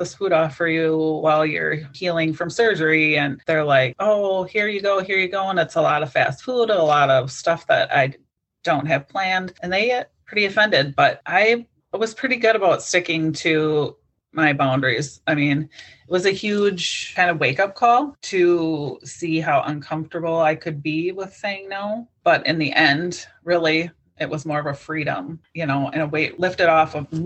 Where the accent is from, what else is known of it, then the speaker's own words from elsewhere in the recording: Wisconsin, United States; I'm from Wisconsin